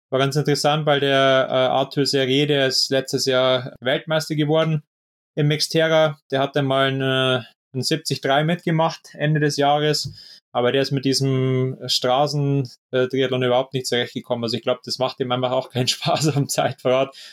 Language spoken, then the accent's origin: German; Bavaria, Germany; gerade jetzt da aus der Nähe von Regensburg, aus meiner Heimatstadt, ähm, da hat sich jetzt auch ähm, so ein ja, kleiner Verein gebildet